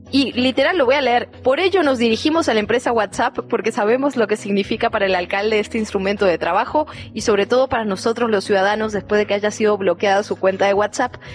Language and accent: Spanish; Chilanga, Mexico City, Mexico; como ciudadanos, como ciudadanas, como chilangas?